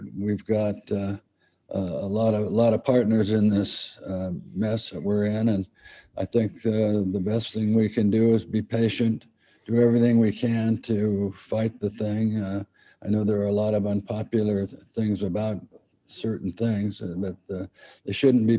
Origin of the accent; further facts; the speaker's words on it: El Cerrito, California, United States; we're from El Cerrito. We're El Cerrito boys.